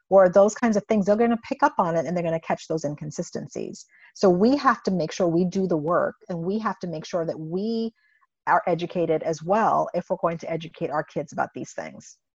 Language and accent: English; Indiana, United States; growing up in Indiana, I have to be aware that I'm driving through Klan country when I go back and forth to grad school.